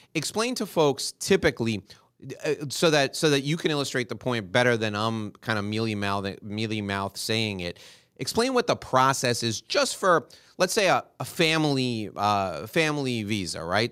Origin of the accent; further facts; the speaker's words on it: New York City, New York, United States; now in Miami, United States; Where I grew up in New York City